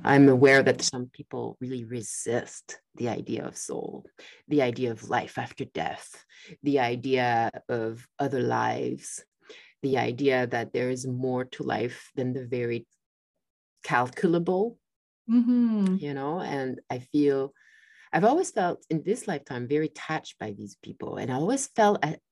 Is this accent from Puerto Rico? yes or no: no; France; moved away; I grew up in France